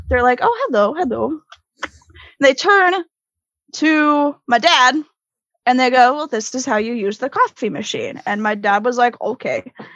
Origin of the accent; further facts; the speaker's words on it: Connecticut, United States; moved away as an adult; also born or lived in Florida / Michigan; now in South Florida, United States; I was actually raised in Connecticut because of military